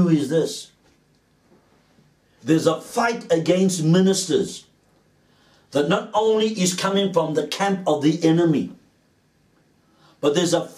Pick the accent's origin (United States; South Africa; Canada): South Africa; Cape Town, Western Cape; As a young man, growing up in Cape Town